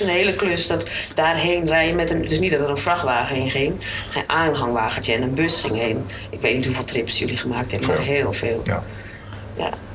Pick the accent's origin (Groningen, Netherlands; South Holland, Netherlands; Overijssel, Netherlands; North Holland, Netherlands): North Holland, Netherlands; Alkmaar; born or raised there